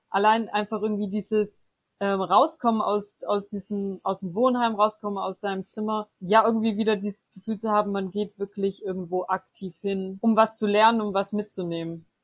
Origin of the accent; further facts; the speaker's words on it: Böblingen, Baden-Württemberg, Germany; now in Freiburg, Germany; ursprünglich aus Böblingen, das ist in der Nähe von Stuttgart. Genau, da bin ich groß geworden, aufgewachsen und habe eigentlich da bisher vor Freiburg mein ganzes Leben